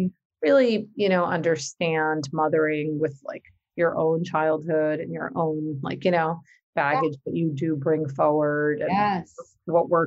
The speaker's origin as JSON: {"language": "English", "region": "New Jersey", "country": "United States", "tie": "born or raised there", "said": "my parents are from Pakistan and I was born and raised in North Jersey"}